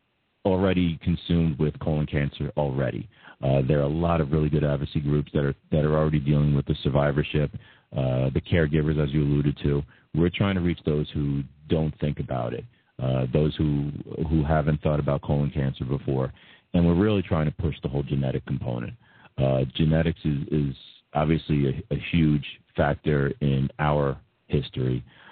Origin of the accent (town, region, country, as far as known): Massapequa, New York, United States; born or raised there